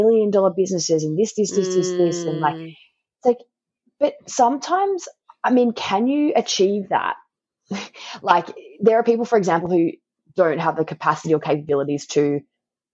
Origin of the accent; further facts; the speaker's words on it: Tasmania, Australia; accent: Tasmanian; my Tasmanian accent